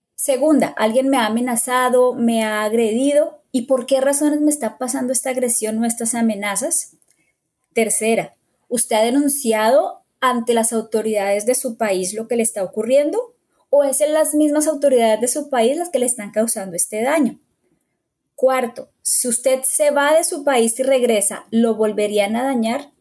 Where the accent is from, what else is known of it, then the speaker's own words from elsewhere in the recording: Bogotá, Colombia; moved away as an adult; now in United States; soy de Bogotá, Colombia